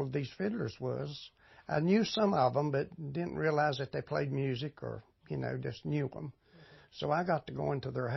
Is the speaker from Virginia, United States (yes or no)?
yes; Ararat, Virginia, United States; moved away as an adult; now in Mount Airy, United States; Born and raised in Ararat. It's only 12 miles from here